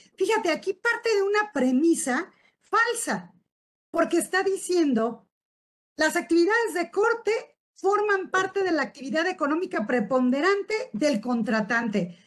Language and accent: Spanish; Uruapan, Michoacán, Mexico; soy de Uruapan, Michoacán, que estamos en la capital mundial del aguacate